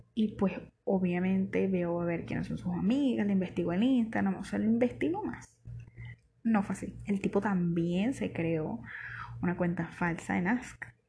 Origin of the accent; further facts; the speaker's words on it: Barquisimeto, Lara, Venezuela; yo soy de Barquisimeto.